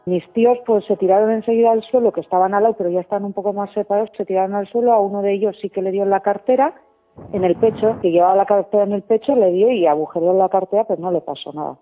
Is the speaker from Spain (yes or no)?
yes; Leitza, Navarre, Spain; moved away as an adult; now in Álava, Spain; yo adoro a mi pueblo